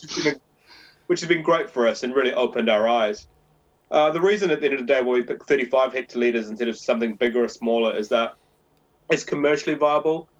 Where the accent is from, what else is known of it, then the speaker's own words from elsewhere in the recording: New Zealand; moved away as an adult; now in London, United Kingdom; I'm a Kiwi.